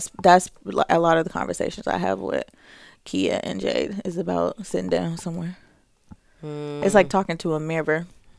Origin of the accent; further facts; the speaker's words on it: Jamaica; I'm Jamaican.